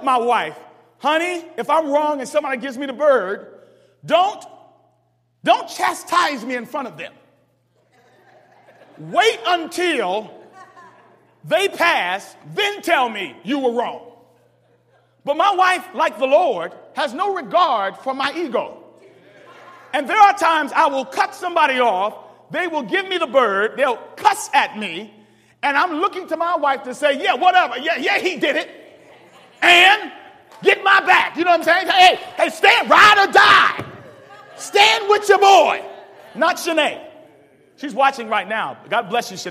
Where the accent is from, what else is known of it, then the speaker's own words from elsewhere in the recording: Washington, District of Columbia, United States; I'm from Washington, D.C.